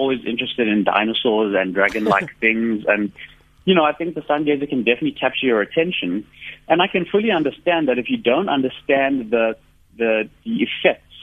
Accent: South Africa; growing up as a South African

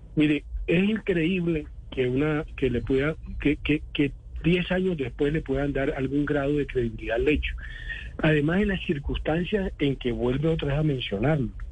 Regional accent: Villanueva, La Guajira, Colombia; moved away; also born or lived in Cesar; Yo soy el del César Guajira, de Villanueva Guajira, eso queda muy lejos, a 500 kilómetros de Córdoba.

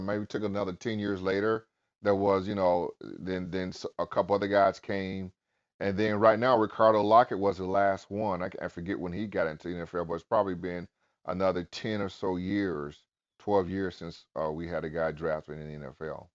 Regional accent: Albany, Georgia, United States; growing up in Albany

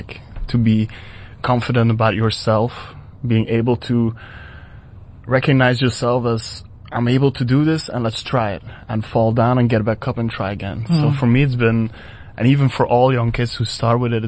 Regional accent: Belgium; moved away as an adult; now in South Africa; Back in my hometown in Belgium

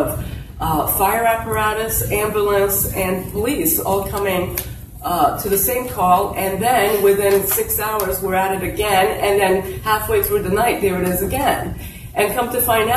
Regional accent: New Bedford, Massachusetts, United States; English is a second language; I am an immigrant. I came here at the age of 5

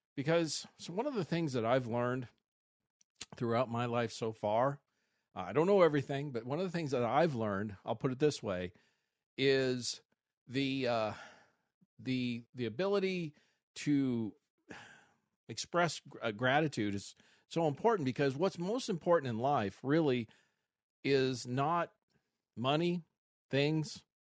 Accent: Missouri, United States; now in Arizona, United States; I grew up in Missouri

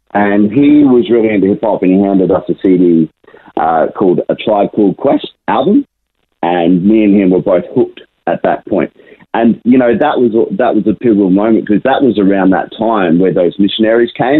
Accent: Brisbane, Queensland, Australia; I was born and raised in Brisbane my whole life

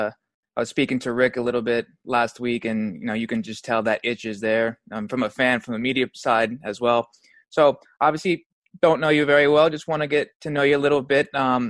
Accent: Scottsdale, Arizona, United States; I'm from Arizona. I'm from Scottsdale.

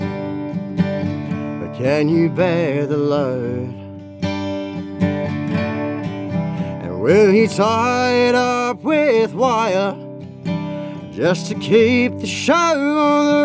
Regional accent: Ipswich, Queensland, Australia; also born or lived in Logan; now in Stanthorpe, Australia; I grew up in Ipswich

